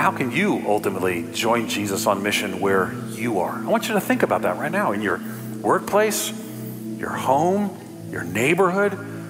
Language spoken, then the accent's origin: English; New York City, New York, United States; now in Orlando, United States; When we moved here to Orlando, I came from New York City. I'm from New York City.